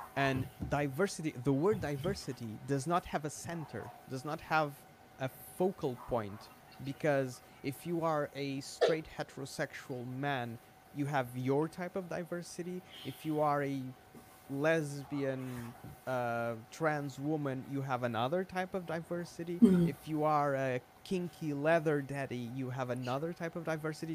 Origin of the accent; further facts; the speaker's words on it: Portugal; I'm Portuguese